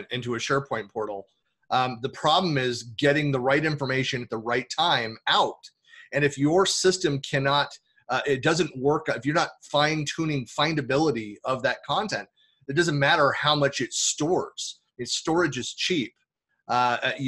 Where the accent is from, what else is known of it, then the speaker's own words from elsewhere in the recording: Bay Area, California, United States; moved away as an adult; also born or lived in Oakland / Lake Tahoe; I was born in Oakland, raised in the Bay Area. We left California in 2004